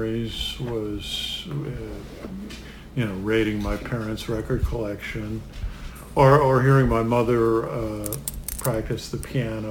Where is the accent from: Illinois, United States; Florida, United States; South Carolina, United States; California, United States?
Illinois, United States; Chicago; also born or lived in Brooklyn, New York; now in Pennsylvania, United States; we grew up in Chicago